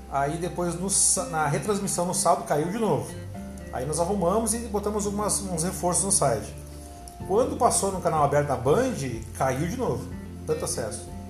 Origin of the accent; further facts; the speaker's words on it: Porto Alegre, Rio Grande do Sul, Brazil; now in Curitiba, Brazil; Ah, eu, sou, eu, sou, natural de Porto Alegre, sou gaúcho, moro há seis